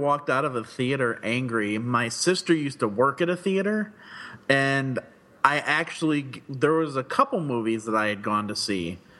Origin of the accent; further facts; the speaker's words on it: Florida, United States; moved away; I'm originally from Florida